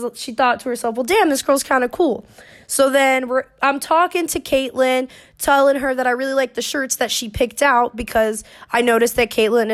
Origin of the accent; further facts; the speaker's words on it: Orlando, Florida, United States; I was born and raised in Orlando, Florida